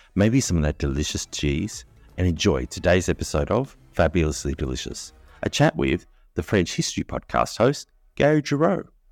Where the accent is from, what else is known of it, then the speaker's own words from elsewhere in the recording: Australia; as an Australian, we were so excited to go to Brisbane for World Expo eighty-eight